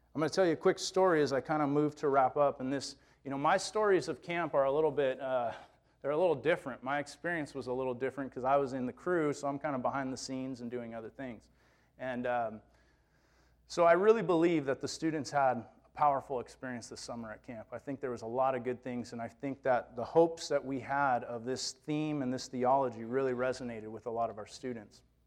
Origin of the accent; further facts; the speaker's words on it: California, United States; my experiences as a Californian growing up here